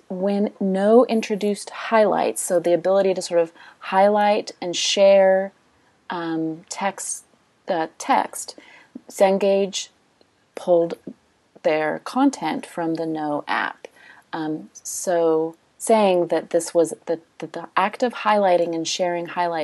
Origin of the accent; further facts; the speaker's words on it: United States; I'm American